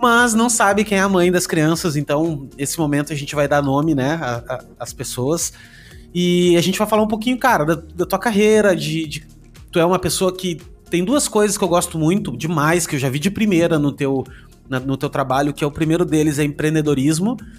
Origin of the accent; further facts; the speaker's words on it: Porto Alegre, Rio Grande do Sul, Brazil; now in Balneário Camboriú, Brazil; Eu também sou, só de lá. Não de Santa Maria, mas de Porto hum. Alegre